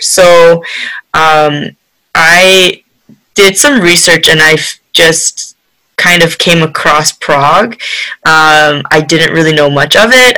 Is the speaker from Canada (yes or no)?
yes; Canada; also born or lived in Korea; I was born in Korea um, but I moved to Canada when I was five.